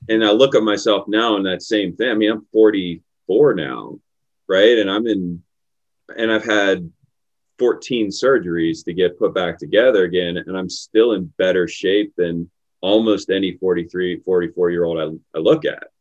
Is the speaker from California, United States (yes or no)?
no; Pittsburgh, Pennsylvania, United States; I grew up in Pittsburgh. I grew up in Pittsburgh in the city